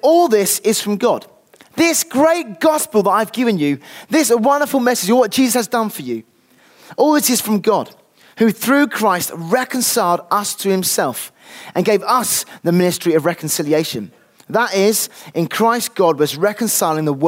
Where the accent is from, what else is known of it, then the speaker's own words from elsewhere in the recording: United Kingdom; I'm British through and through